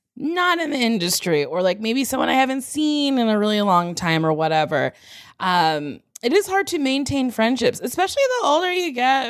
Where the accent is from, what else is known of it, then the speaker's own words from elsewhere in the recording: Middletown, New Jersey, United States; moved away as an adult; now in New York City, United States; I grew up in Middletown, New Jersey.